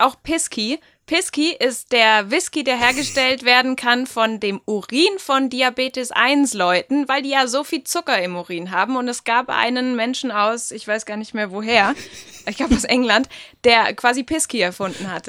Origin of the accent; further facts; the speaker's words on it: Germany; bei uns in Deutschland